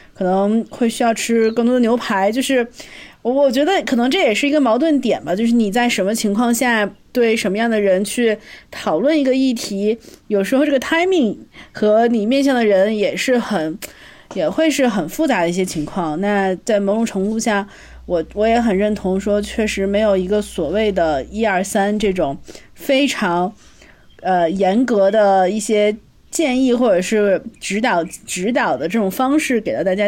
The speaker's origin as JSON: {"language": "Chinese", "town": "Shijiazhuang", "region": "Hebei", "country": "China", "moved": "yes", "said": "我是山庄人"}